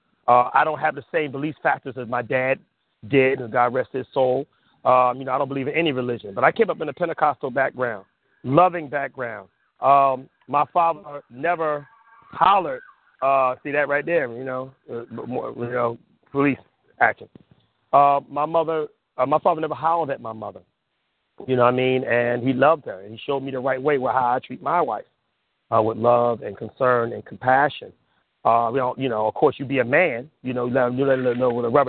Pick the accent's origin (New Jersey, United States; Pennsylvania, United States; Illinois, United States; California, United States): California, United States; Compton; also born or lived in Watts, California; I grew up in Southern California